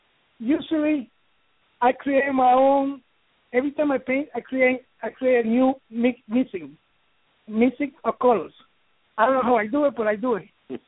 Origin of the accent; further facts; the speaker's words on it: New York, United States; now in Miami, United States; I am from New York, and I guess all my inspiration from New York, even though I live in Miami.